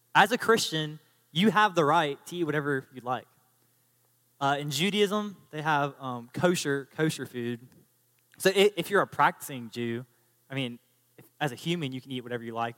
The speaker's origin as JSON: {"language": "English", "country": "United States", "said": "as an American citizen"}